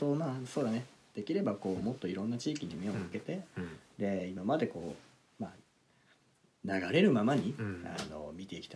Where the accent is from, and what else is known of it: Hokkaido, Japan